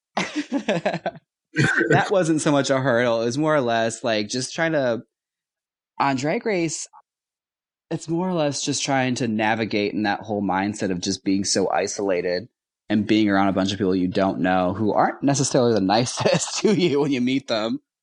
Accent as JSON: {"language": "English", "town": "Milwaukee", "region": "Wisconsin", "country": "United States", "said": "I'm from Milwaukee."}